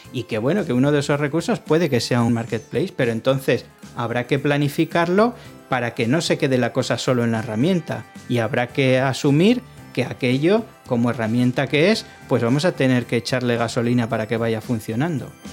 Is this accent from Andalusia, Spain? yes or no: no; Arrigorriaga, Basque Country, Spain; mi pueblo se llama Arrigorriaga